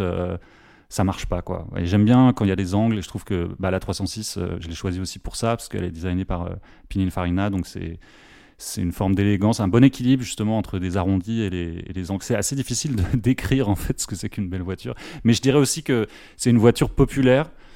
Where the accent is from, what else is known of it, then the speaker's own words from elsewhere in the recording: Paris, Île-de-France, France; je suis parisien